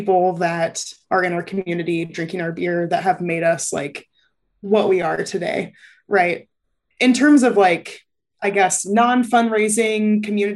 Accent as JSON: {"language": "English", "town": "Lincoln", "region": "Nebraska", "country": "United States", "tie": "born or raised there", "said": "I grew up in Lincoln"}